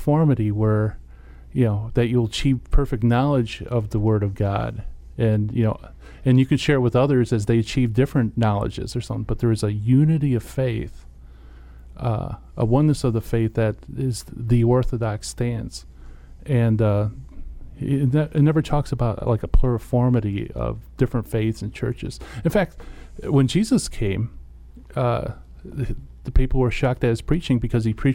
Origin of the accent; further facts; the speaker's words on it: Detroit, Michigan, United States; moved away; I'm from Detroit area